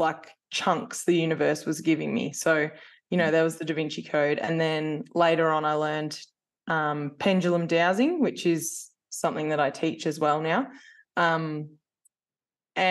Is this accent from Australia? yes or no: yes; New South Wales, Australia; moved away as an adult; I'm originally from New South Wales and I moved here because I was a baker pastry chef by trade